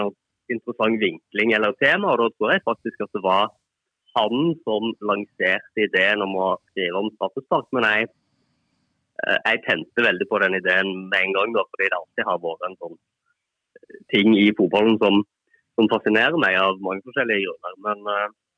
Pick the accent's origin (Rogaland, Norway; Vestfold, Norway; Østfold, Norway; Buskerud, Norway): Rogaland, Norway; Bryne; moved away; jeg er fotballjournalist og kommer fra Bryne